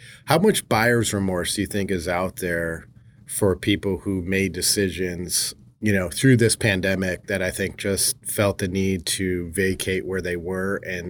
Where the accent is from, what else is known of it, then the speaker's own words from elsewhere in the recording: Chicago, Illinois, United States; now in Arizona, United States; I mean, growing up in the Midwest, in the Chicago area, you know, winters are brutal.